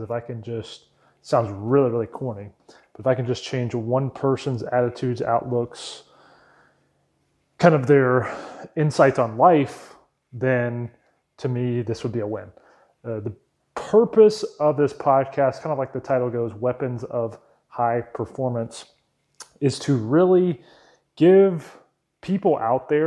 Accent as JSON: {"language": "English", "town": "Wake Forest", "region": "North Carolina", "country": "United States", "tie": "born or raised there", "also_born_or_lived": "Raleigh, North Carolina", "said": "I was born in Raleigh, North Carolina, and grew up in a town called Wake Forest, North Carolina"}